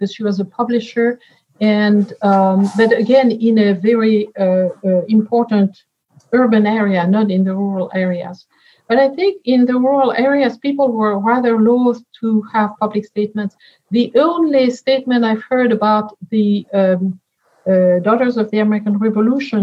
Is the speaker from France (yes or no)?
yes; France; English is a second language; moved away; You hear it from my accent. I was born in France and raised in France